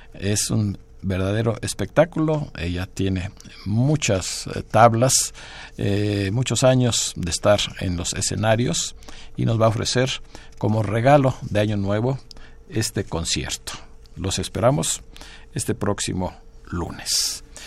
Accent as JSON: {"language": "Spanish", "region": "Yucatán", "country": "Mexico", "said": "los que somos yucatecos"}